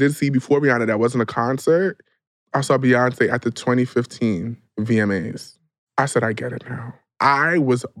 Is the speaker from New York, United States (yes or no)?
yes; New York, United States; now in Los Angeles, United States; I was from New York